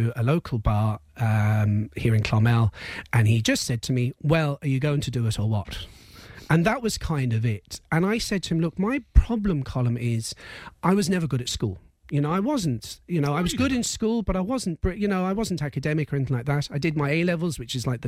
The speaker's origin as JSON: {"language": "English", "region": "England", "country": "United Kingdom", "tie": "born or raised there", "moved": "yes", "lives_now": "Ireland", "said": "I grew up in England"}